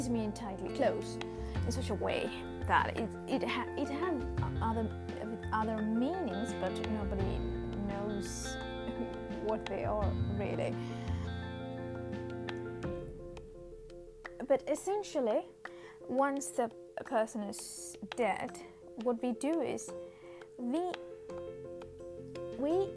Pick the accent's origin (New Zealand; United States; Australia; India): India; I come from India, so we have a certain culture